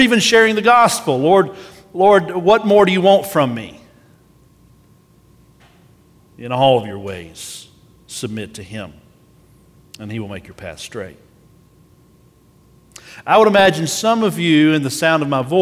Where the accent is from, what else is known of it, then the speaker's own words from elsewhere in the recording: United States; as American Christians